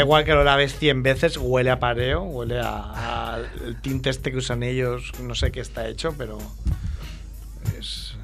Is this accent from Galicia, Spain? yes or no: no; Barcelona, Catalonia, Spain; para mí como ciudadano barcelonés